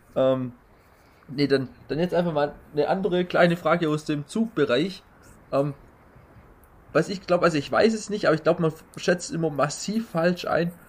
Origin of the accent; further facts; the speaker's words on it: Baden-Württemberg, Germany; bei uns in Baden-Württemberg